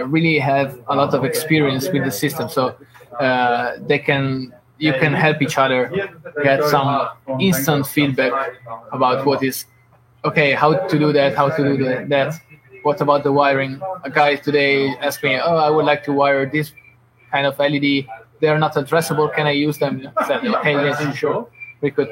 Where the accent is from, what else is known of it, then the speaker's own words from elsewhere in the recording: Italy; now in Lithuania; I'm originally from Italy. I moved to Lithuania.